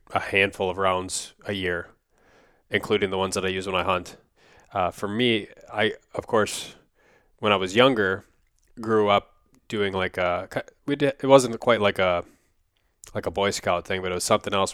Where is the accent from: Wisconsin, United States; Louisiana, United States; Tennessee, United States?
Wisconsin, United States; when I was growing up in Wisconsin